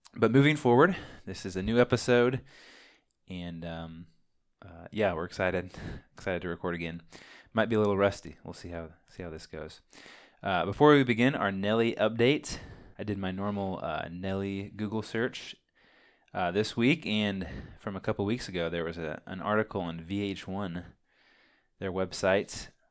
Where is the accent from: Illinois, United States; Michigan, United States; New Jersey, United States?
Illinois, United States; Champaign; We are twin brothers from Champaign, Illinois